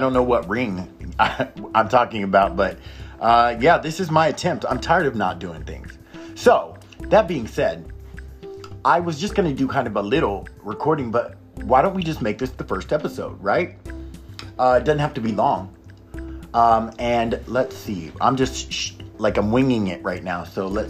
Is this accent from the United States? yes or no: yes; Oklahoma, United States; also born or lived in Texas; And I lived in Oklahoma. I grew up in Oklahoma and Texas back and forth.